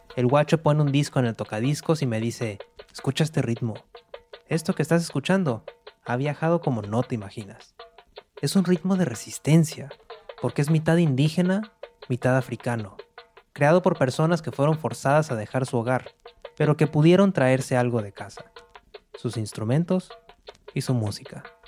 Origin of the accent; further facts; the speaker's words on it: Monterrey, Nuevo León, Mexico; moved away as an adult; now in New York, United States; Nací en Monterrey, al noreste de México